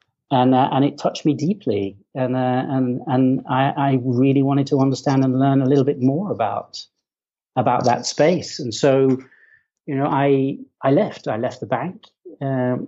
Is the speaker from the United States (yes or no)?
no; Kendal, North West England, United Kingdom; moved away; I was born in the north of England in a place called the Lake District, in a town called Kendal